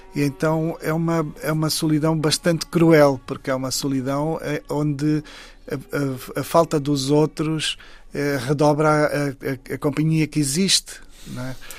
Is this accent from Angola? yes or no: yes; Saurimo, Lunda Sul, Angola; moved away; Saurim, que é exatamente a terra onde eu nasci